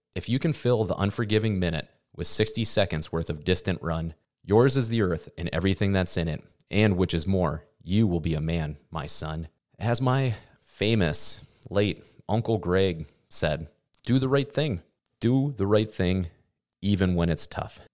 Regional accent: Midwest, United States; growing up in the Midwest

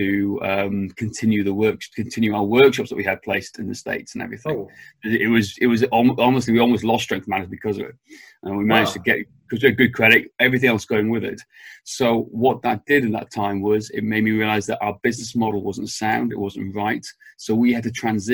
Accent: Wales, United Kingdom; moved away; I'm from Wales, back in the UK originally. I'm actually currently in Wales on my parents' farm

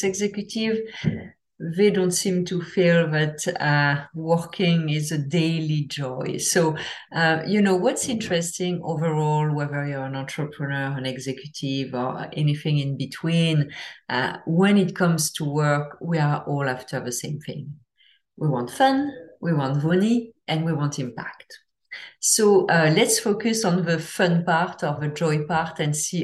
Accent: France; I'm from France

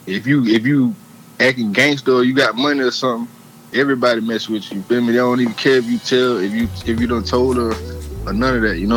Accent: South Carolina, United States; also born or lived in Atlanta, Georgia; I was born in Atlanta, mm-hmm. but I grew up in a small town, South Carolina.

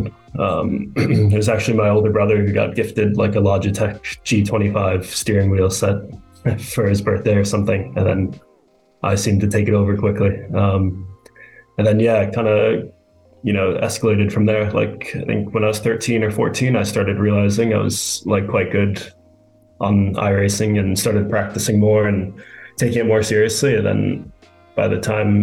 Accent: New York City, New York, United States; I grew up in Manhattan in New York City

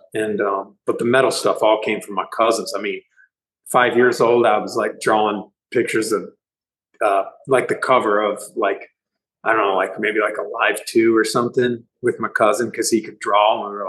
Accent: Delaware, United States; We're all from Delaware. Just some guys live in Philadelphia, moved to Philadelphia.

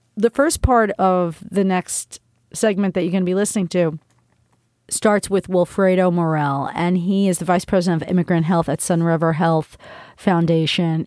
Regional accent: New Rochelle, New York, United States; New Rochelle, my hometown

